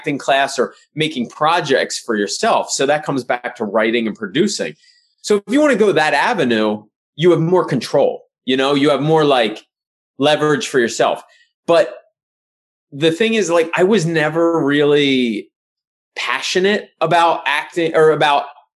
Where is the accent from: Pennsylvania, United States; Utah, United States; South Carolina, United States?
Pennsylvania, United States; Pottstown; moved away; where I grew up in Pottstown, Pennsylvania